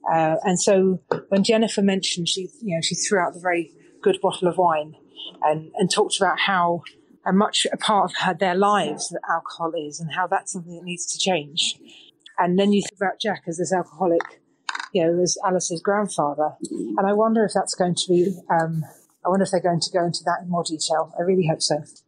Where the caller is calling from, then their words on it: Toronto, Ontario, Canada; I'm calling from Toronto, Canada.